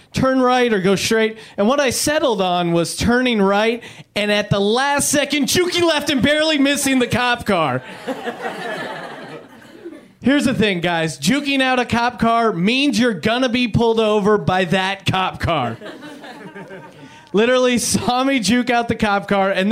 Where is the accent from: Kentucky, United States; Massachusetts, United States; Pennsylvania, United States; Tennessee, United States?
Pennsylvania, United States; moved away; I'm originally from Pennsylvania